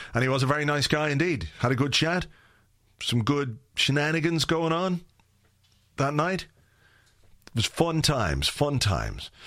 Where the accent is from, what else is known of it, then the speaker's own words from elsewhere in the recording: Ireland; fellow Irishman.